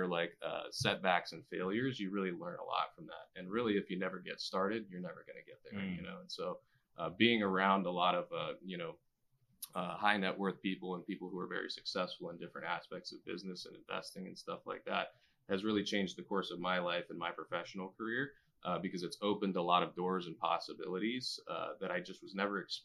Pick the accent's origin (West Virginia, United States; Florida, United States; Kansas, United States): Florida, United States; Key West; moved away; I'm originally from Key West